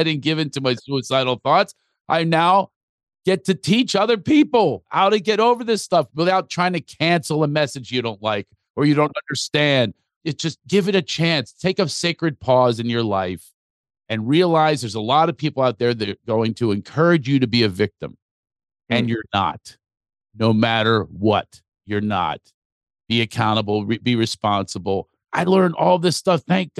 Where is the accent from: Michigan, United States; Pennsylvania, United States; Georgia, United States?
Pennsylvania, United States; Philadelphia; also born or lived in New York; now in Los Angeles, United States; Yeah, I am in Los Angeles. I've been living out here for a little, but I'm also from Philadelphia and New York.